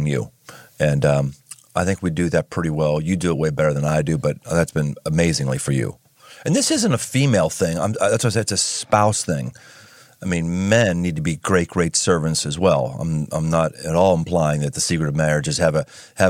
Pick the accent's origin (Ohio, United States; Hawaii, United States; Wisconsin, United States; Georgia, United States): Ohio, United States; Cincinnati; my hometown of Cincinnati